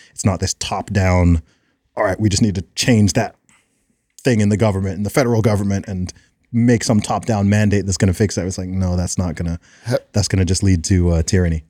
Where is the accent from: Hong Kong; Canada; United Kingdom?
United Kingdom; I'm like a British Will Smith